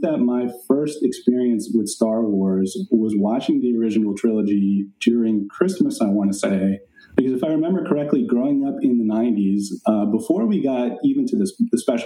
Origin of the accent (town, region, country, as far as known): Chennai, Tamil Nadu, India; born or raised there; now in United States